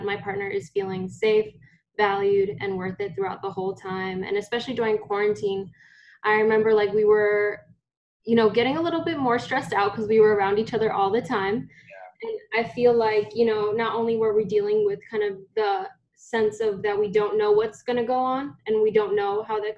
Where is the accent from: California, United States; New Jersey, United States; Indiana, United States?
New Jersey, United States; Newark; also born or lived in New York City / Phillipsburg; So I was born in Newark, New Jersey. And then, oh my gosh, I feel like we moved a lot. Originally from Newark, and then we moved to New York City. And then we moved to New Jersey, Phillipsburg, New Jersey.